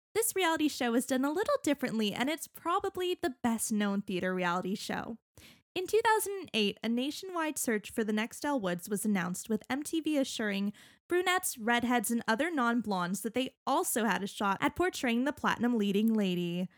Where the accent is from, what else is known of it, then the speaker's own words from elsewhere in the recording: Canada; growing up in Canada